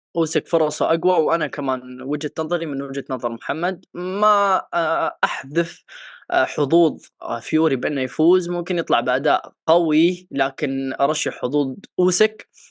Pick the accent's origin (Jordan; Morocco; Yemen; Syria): Yemen; انا من اليمن